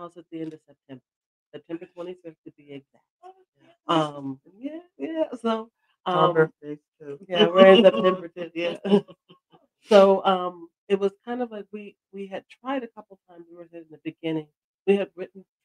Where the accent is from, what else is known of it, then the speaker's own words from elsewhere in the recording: Seattle, Washington, United States; now in Philadelphia, United States; I'm not originally from this area. So I came from Seattle, Washington